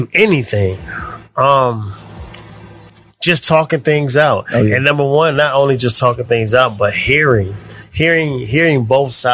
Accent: Canton, Ohio, United States; Growing up in Canton, Ohio

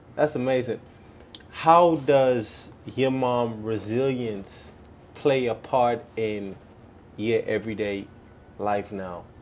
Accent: Bahamas; now in United States; I'm from the Bahamas and I am in the process of getting my residency right now

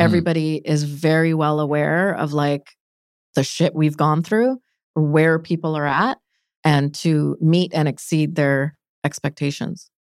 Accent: Delta, British Columbia, Canada; also born or lived in Calgary; I'm born and raised in Vancouver, North Delta.

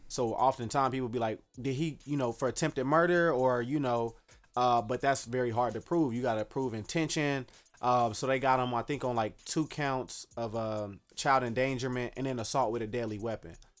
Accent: Dallas, Texas, United States; now in Chicago, United States; originally I grew up in Dallas, Texas.

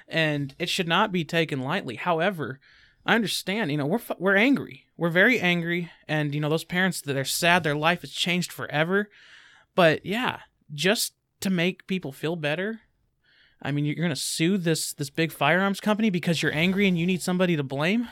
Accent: United States; I'm an American

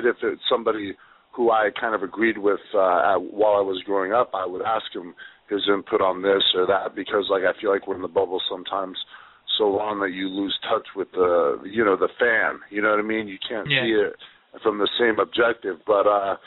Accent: Los Angeles, California, United States; my hometown at the Staples Center

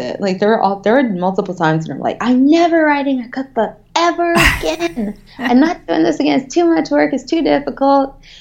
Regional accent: the South, United States; I'm from the South

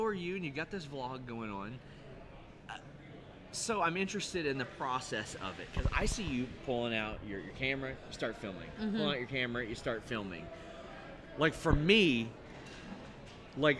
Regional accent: between Cincinnati and Lexington, Kentucky, United States; now in Lexington, United States; Middle of nowhere between Cincinnati and Lexington, and yeah, now I've moved to Lexington

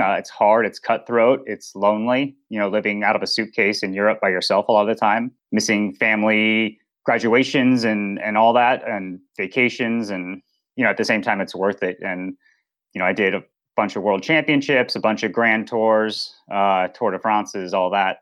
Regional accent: Boulder, Colorado, United States; I grew up in Boulder, Colorado

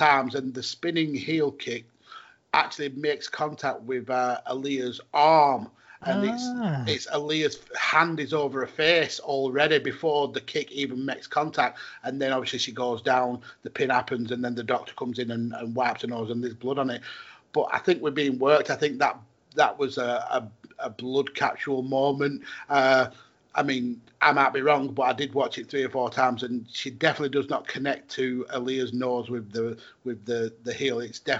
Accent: United Kingdom; Yeah, well, obviously being British, as you know, we kind of get these tidbits on Twitter before we actually get the show.

